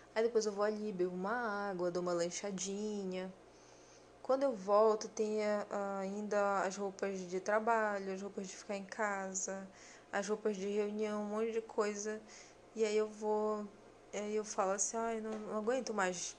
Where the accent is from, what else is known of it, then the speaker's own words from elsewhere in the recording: Brazil; Os brasileiros eu tô me incluindo porque eu sou brasileira também